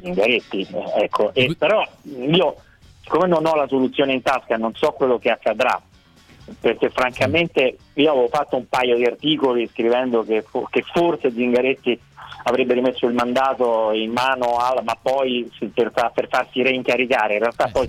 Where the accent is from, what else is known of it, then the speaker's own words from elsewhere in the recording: Rome, Lazio, Italy; la musica etnica delle mie parti